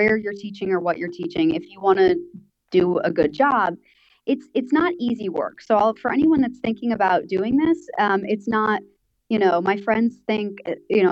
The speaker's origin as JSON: {"language": "English", "country": "United States", "moved": "as an adult", "lives_now": "Thailand", "said": "I'm from America, for those of you that can't tell from my accent."}